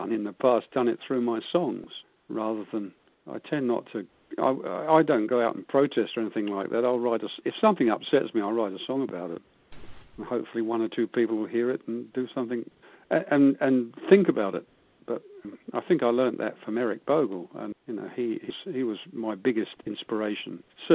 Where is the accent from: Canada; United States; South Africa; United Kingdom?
United Kingdom; moved away as an adult; now in Cardrona, New Zealand; you can probably tell from my accent I wasn't born here, but I've been here longer than I ever lived over in the UK. So I'm definitely a Kiwi now.